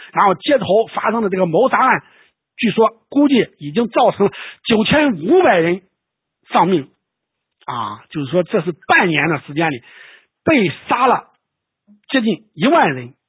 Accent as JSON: {"language": "Chinese", "country": "China", "said": "我们中国人"}